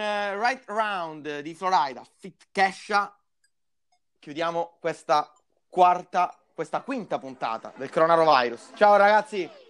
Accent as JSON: {"language": "Italian", "town": "Palermo", "region": "Sicily", "country": "Italy", "said": "noi parliamo da Palermo, noi siamo di Palermo"}